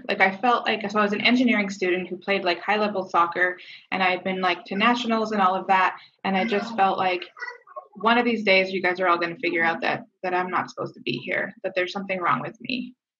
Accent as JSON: {"language": "English", "country": "Canada", "said": "I'm Canadian, so we moved around up there"}